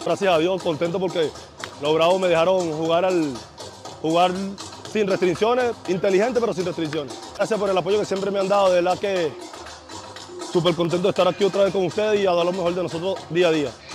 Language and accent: Spanish; Venezuela; aquí en mi país